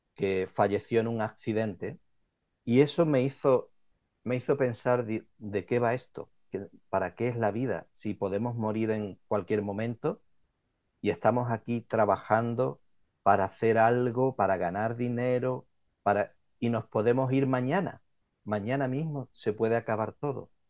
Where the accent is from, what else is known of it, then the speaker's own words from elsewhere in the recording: Cádiz, Andalusia, Spain; moved away as an adult; now in Ottawa, Canada; Yo nací en, España, en la ciudad de Cádiz